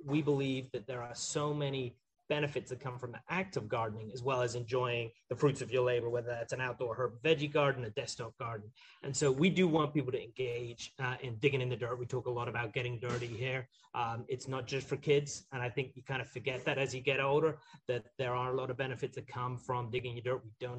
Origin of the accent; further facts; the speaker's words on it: Scotland, United Kingdom; I grew up in the Highlands of Scotland and have always had an affinity with gardening.